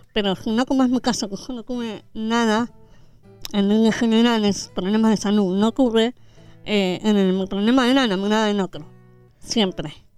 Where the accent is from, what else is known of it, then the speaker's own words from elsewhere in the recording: Argentina; sobre todo en mi país